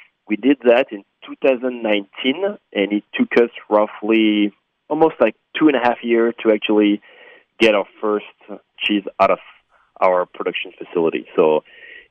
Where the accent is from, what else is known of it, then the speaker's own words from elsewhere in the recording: France; moved away as an adult; now in Oak Creek, United States; I'm from France. I'm a French national, and I moved to America in 2015.